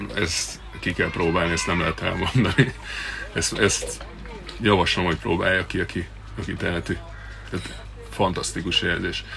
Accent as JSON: {"language": "Hungarian", "town": "Balatonfüred", "region": "Veszprém County", "country": "Hungary", "tie": "born or raised there", "said": "tősgyökeres balatoni születésű srác vagyok. A szüleim háza ma is van eh, néhány méterre a, a víztől található. Én itt, itt nőttem föl"}